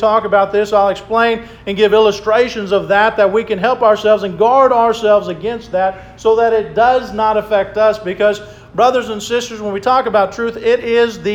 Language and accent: English; Oklahoma City, Oklahoma, United States; I grew up in Oklahoma City